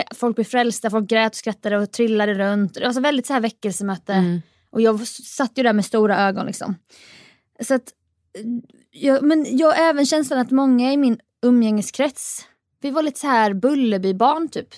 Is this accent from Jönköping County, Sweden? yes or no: yes; Jönköping, Jönköping County, Sweden; jag är uppväxt i Jönköping